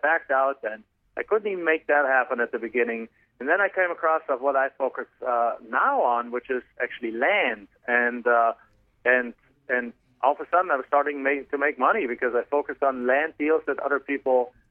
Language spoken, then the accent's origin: English; Germany; English is a second language; moved away as an adult; now in United States; I'm not originally from the United States. I'm actually from Germany originally. So you can probably tell from my accent